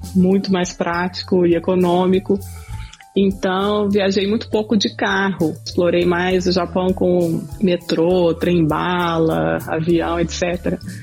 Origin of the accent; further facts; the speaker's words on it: Belo Horizonte, Minas Gerais, Brazil; moved away as an adult; also born or lived in Tokyo, Japan; now in North Carolina, United States; A gente é de Belo Horizonte